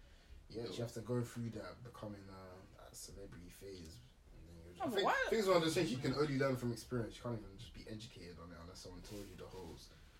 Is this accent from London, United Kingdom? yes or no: yes; London, United Kingdom; where we're from in London